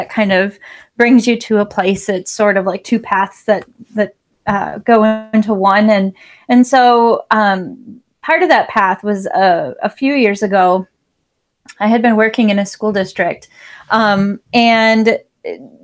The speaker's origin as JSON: {"language": "English", "region": "Wisconsin", "country": "United States", "said": "I am from Wisconsin"}